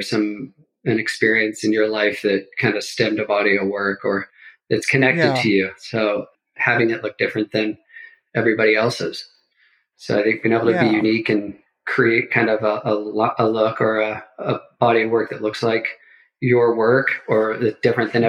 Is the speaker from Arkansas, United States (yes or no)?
no; Bakersfield, California, United States; I grew up in Bakersfield and San Joaquin